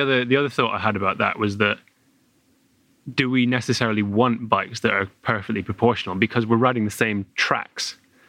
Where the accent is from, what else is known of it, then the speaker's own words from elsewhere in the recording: United Kingdom; we're British